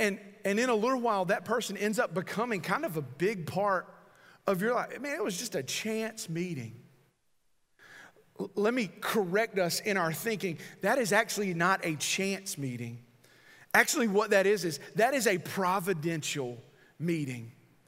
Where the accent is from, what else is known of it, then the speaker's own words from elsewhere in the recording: North Carolina, United States; she probably knew I was from North Carolina by mine.